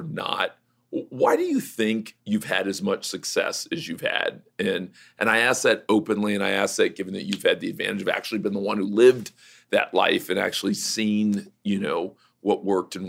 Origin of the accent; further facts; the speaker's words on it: Miami, Florida, United States; I grew up in Miami